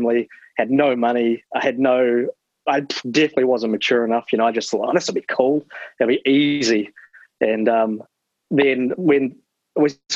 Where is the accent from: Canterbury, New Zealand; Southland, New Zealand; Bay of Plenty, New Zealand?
Canterbury, New Zealand; Christchurch; moved away as an adult; now in Timaru, New Zealand; growing up in Christchurch, so I was in the skateboard scene a lot.